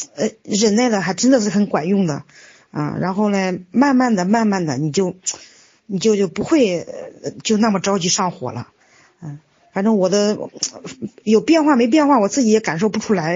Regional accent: Luoyang, Henan, China; now in Wuhan, China; 我是来自河南洛阳的

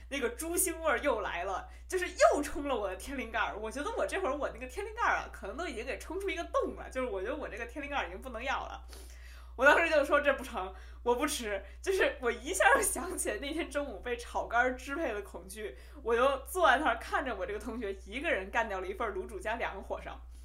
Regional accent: Beijing, China; accent: Beijing accent (京腔); also born or lived in Hubei (family origin); 虽然你听我京腔很重啊，但是只是因为我在北京长大

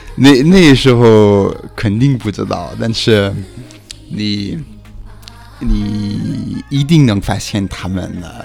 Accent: Switzerland; Chinese is a second language; moved away as an adult; also born or lived in Beijing; 我是来自瑞士的北京人

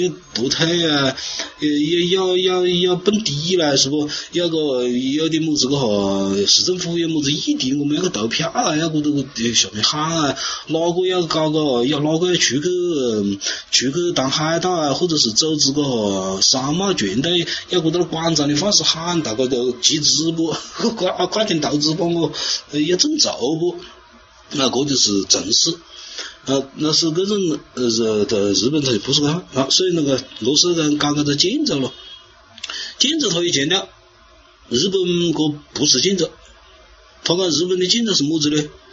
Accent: China; 我们中国人

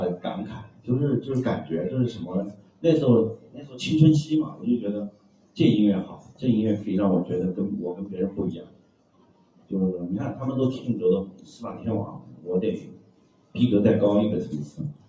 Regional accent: China; 我们中国人

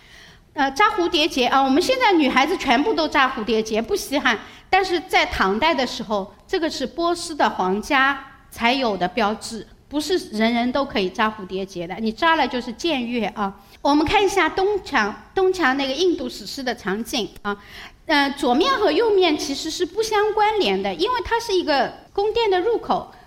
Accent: China; 我们中国人是很老老实实把猪头牛头砍下来捧着走过去到祖庙里去

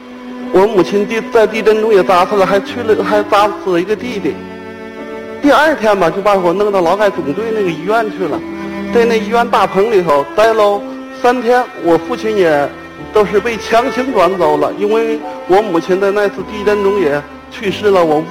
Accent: Tangshan, Hebei, China; 我来自河北省唐山市，

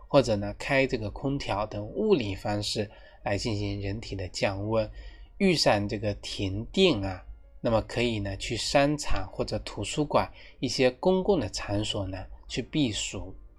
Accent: China; 我们中国人几千年来的一个祖传秘方

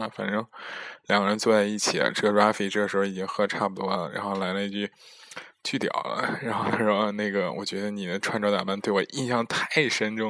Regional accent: China; now in Netherlands; 我就说我是中国人，但是在荷兰留学，其实有假期，然后出来玩儿

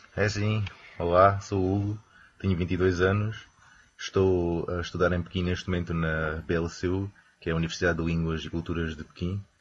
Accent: Campo Maior, Alentejo, Portugal; now in Beijing, China; sou alentejano, mais propriamente de uma pequena terra chamada Campo Maior

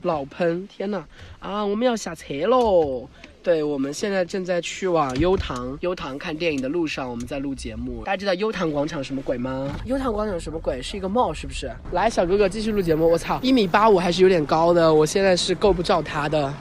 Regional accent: Sichuan, China; 我作为四川人很难忍受那种味道

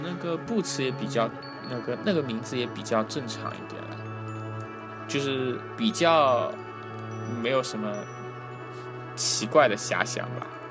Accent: China; moved away as an adult; now in London, United Kingdom; 我们中国人

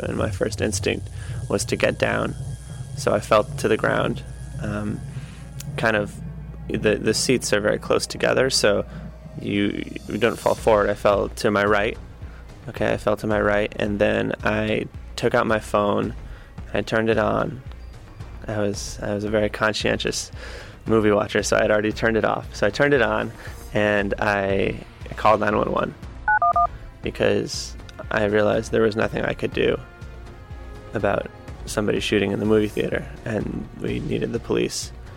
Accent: Connecticut, United States; also born or lived in Beijing, China; I'm from Connecticut. I live in New Haven, Connecticut.

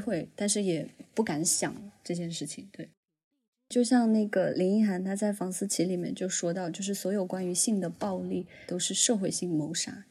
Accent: Huanggang, Hubei, China; 我是来自湖北黄冈，我们那边的方言里面就是比如说像我爷爷奶奶会那样叫我

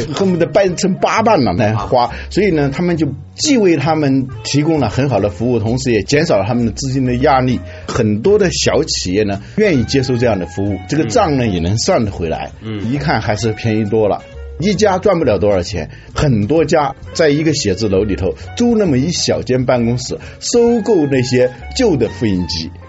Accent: China; 我们中国人

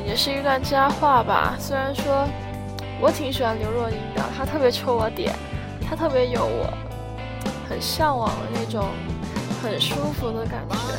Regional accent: Guiyang, Guizhou, China; 我是贵阳人，贵州贵阳，对，就是出茅台酒的那个贵州。呃，我们这里也没有很偏僻啦，我还是住在城市里面的

